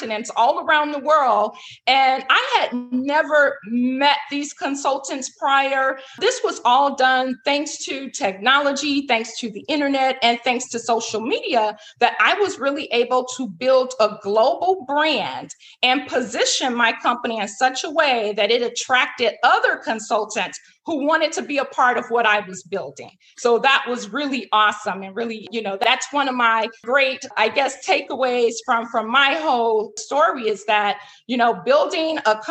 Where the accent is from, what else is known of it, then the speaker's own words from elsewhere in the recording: Chicago, Illinois, United States; Chicago, my hometown where I'm from